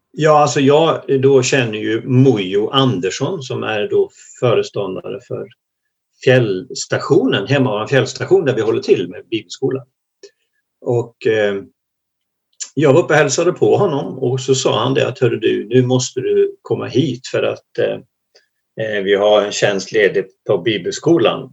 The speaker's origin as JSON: {"language": "Swedish", "region": "Småland", "country": "Sweden", "moved": "as an adult", "lives_now": "Hemavan, Sweden", "said": "jag är egentligen från början en gammal smålänning. Men har bott i Norrland i över tjugofem år"}